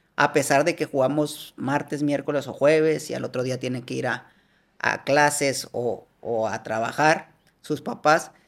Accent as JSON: {"language": "Spanish", "town": "Hermosillo", "region": "Sonora", "country": "Mexico", "said": "Yo soy de Hermosillo y estoy ahí"}